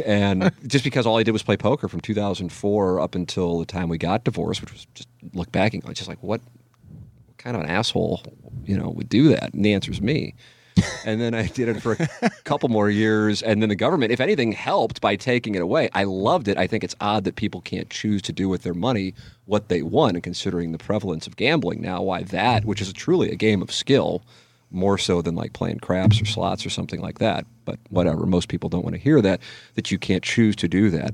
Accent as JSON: {"language": "English", "town": "St. Louis", "region": "Missouri", "country": "United States", "tie": "born or raised there", "said": "I am covering my hometown team"}